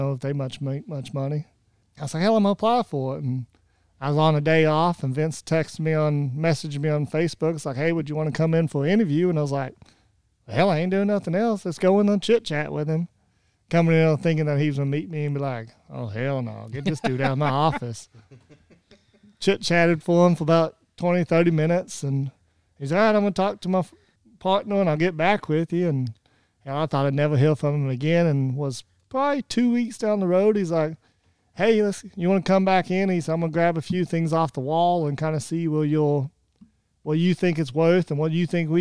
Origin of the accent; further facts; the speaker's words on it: Oklahoma, United States; moved away as an adult; now in Findlay, United States; Lived in Oklahoma my whole life